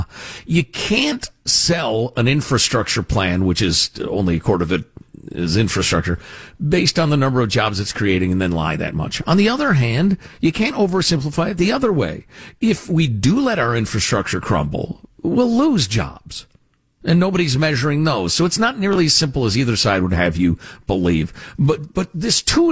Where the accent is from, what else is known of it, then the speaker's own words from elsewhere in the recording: United States; as an American